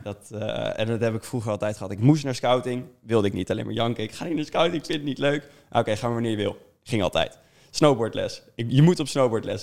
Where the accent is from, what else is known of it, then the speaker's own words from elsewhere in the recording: Amersfoort, Utrecht, Netherlands; ik kom uit Amersfoort